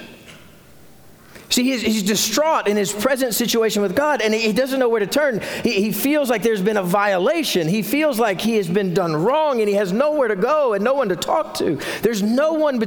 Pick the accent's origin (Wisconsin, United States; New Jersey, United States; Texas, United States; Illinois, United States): Texas, United States; Carrizo Springs; When I was a kid growing up in Carrizo Springs